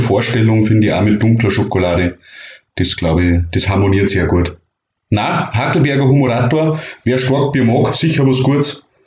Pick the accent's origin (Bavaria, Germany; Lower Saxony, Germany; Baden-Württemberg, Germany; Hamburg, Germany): Bavaria, Germany; bei uns in Bayern